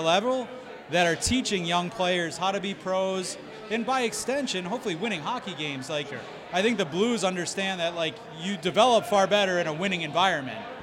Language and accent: English; Springfield, Massachusetts, United States; I'm from Springfield